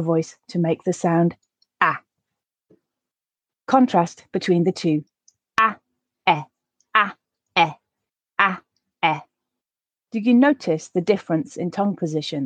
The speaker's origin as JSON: {"language": "English", "region": "the north of England", "country": "United Kingdom", "said": "in my accent, since I'm from the north of England, I also use a for grass, last, laugh"}